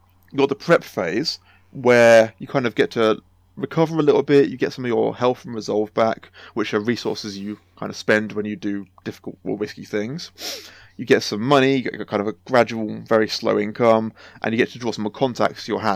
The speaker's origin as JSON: {"language": "English", "town": "Oxford", "region": "South East England", "country": "United Kingdom", "said": "I'm from Oxford myself."}